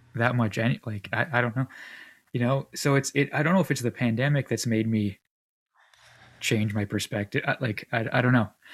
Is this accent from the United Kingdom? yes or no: no; Canada; as a Canadian